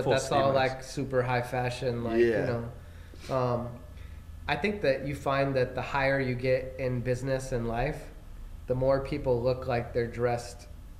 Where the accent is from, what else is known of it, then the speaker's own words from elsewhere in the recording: California, United States; I'm from California.